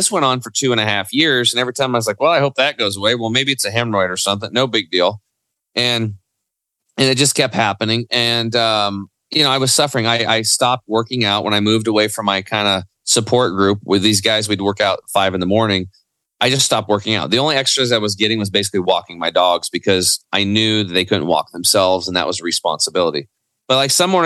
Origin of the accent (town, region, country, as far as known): Eastern Oregon, United States; born or raised there; also born or lived in Portland, Oregon